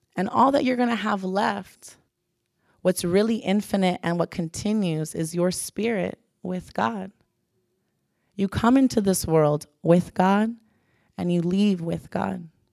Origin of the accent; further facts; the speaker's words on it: Pembroke Pines, Florida, United States; I'm from Pembroke Pines, just to give you a background, very suburban, middle class home.